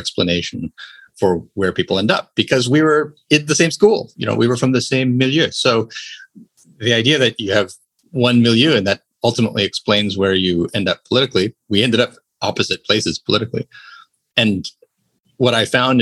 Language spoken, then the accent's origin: English; United States; as an American